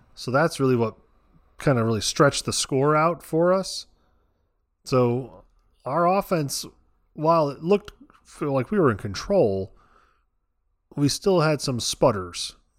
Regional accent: Connecticut, United States; I am from Connecticut.

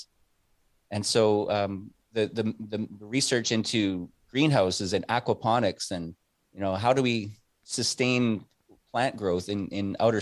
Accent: Canada; I'm a Canadian citizen

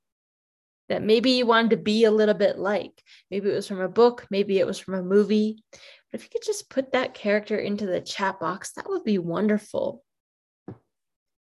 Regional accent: Maine, United States; now in New Mexico, United States; I was born in Maine. I live in New Mexico now. I grew up on a farm

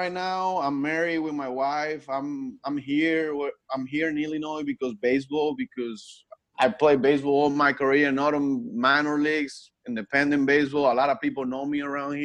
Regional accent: Punto Fijo, Falcón, Venezuela; English is a second language; now in United States; I grew up in Punto Fijo. The state is Falcón

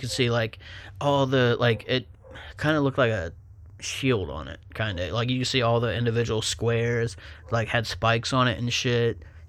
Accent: Buckeye Lake, Ohio, United States; Yeah, so obviously we grew up on Cliff Street, Buckeye Lake.

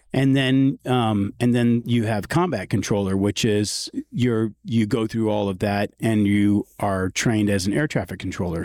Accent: San Antonio, Texas, United States; growing up in San Antonio

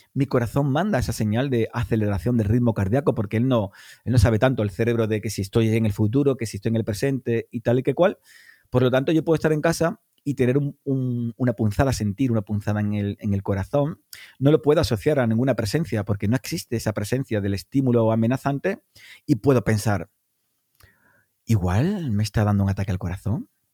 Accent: Cádiz, Andalusia, Spain; yo soy de Cádiz

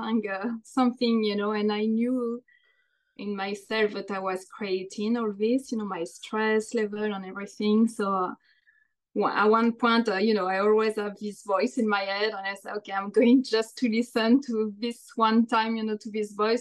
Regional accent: France; moved away as an adult; also born or lived in London, United Kingdom; now in New Jersey, United States; I'm from France. I was born there. I've been living in the United States for the past 19 years now

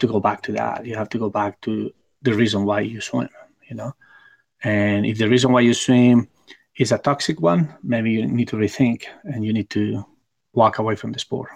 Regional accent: Barcelona, Catalonia, Spain; my hometown in Barcelona

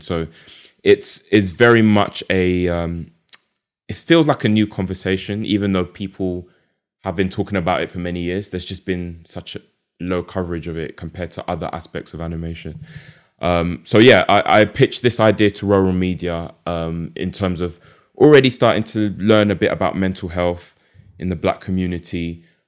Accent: London, United Kingdom; moved away as an adult; also born or lived in Essex; now in Derby, United Kingdom; based in Derby at the moment, but as you can tell from my accent, um, grew up in London

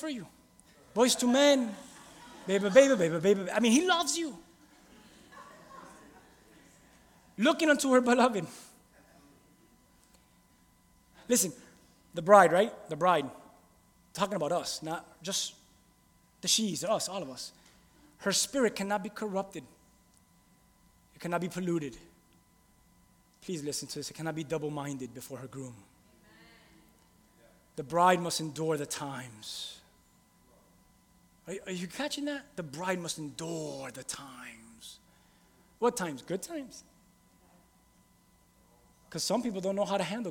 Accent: Key West, Florida, United States; also born or lived in Miami / Hialeah; really, I'm from Key West, a whole other country

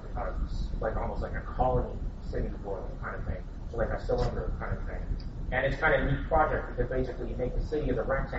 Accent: Canada; as a Canadian

